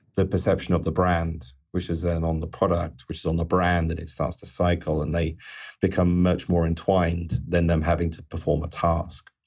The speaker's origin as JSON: {"language": "English", "region": "England", "country": "United Kingdom", "said": "being an Englishman"}